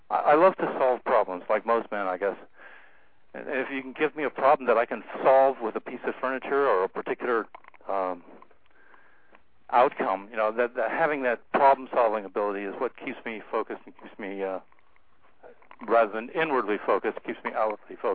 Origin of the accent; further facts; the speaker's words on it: San Diego, California, United States; I grew up in San Diego, where the Atlas missile was being built, and it was a you know the center for aviation. That's how my family got there.